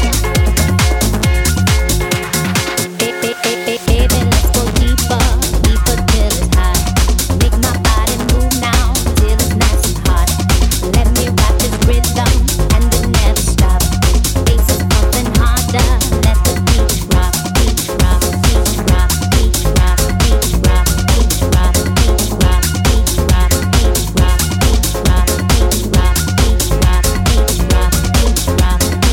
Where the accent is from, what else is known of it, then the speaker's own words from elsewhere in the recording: Southampton, South East England, United Kingdom; moved away as an adult; also born or lived in Northampton; now in Brisbane, Australia; I'm from Southampton originally, and I lived in Northampton for a while.